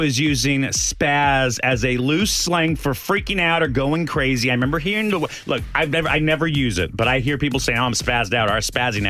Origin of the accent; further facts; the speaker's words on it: El Paso, Texas, United States; moved away; I grew up Catholic in El Paso.